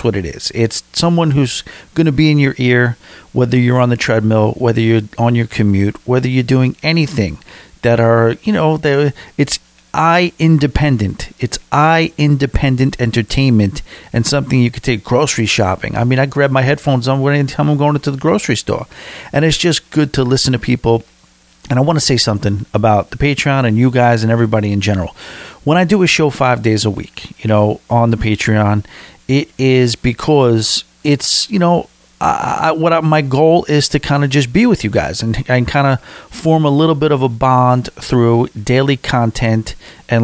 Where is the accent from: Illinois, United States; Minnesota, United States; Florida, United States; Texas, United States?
Florida, United States; But either way, we are from South Florida, sunny South Florida.